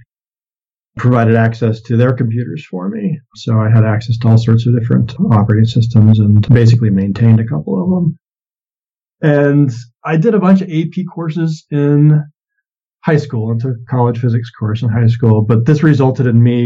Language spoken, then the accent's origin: English; Maine, United States; moved away; also born or lived in California / Massachusetts / Tennessee / Maryland; I was born in California, but did a lot of my growing up in Maine.